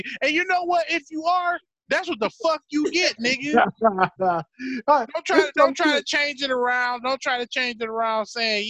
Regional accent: New York, United States; You know, I'm from New York, so my culture is...

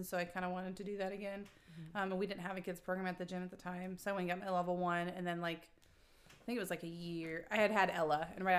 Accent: Illinois, United States; moved away as an adult; now in Washington, United States; we are transplants to Washington. So we're from the Midwest originally. Matt and I both are from Illinois. And we moved here actually when Matt got out of the military.

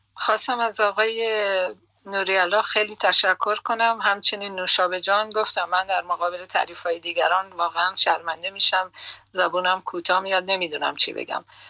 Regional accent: Bakhtiari, Iran; first language Persian; moved away as an adult; also born or lived in Tehran, Iran / Karaj, Iran; now in Netherlands; من بیشتر شاید تای دلم یا تای اون فکرم لوری صحبت میکنم چون ما بختیاری هستیم و زبان لوری صحبت میکنیم

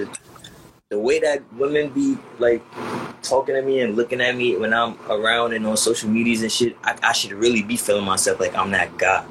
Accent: New York City, New York, United States; I'm from Queens

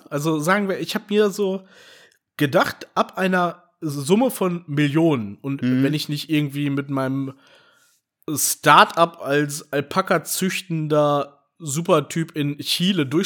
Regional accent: Berlin, Germany; also ich fühle mich immer noch irgendwie als Berliner.

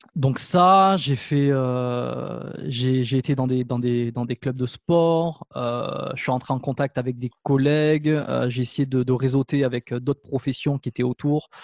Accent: France; moved away as an adult; also born or lived in Canada; j'ai eu une occasion de m'installer en France dans ma région natale

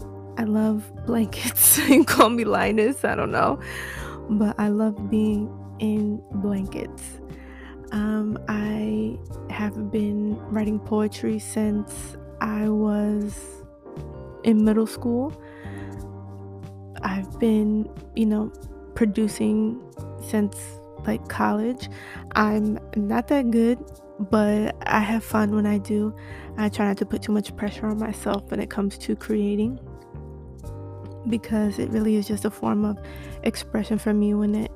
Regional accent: Florida, United States; now in New York, United States; I was born in New York, raised in Florida, lived in Miami. I've moved more than I can count.

